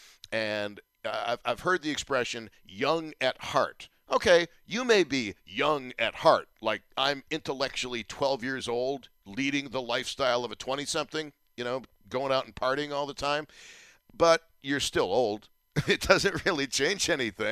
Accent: Buffalo, New York, United States; I'm totally content being a talk show host for 5 decades in my hometown

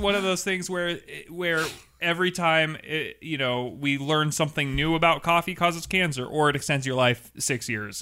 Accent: Seattle, Washington, United States; I'm from Seattle

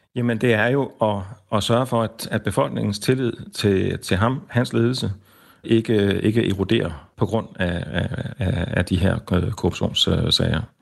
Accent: Denmark; os selv øh, hjemme i Danmark

